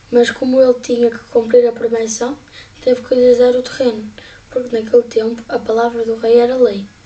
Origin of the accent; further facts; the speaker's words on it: Portugal; tenho 11 anos, sou natural de Portugal